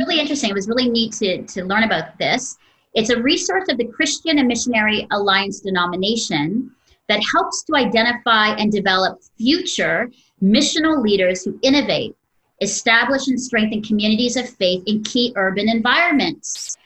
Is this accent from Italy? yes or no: no; Ontario, Canada; my hometown province of Ontario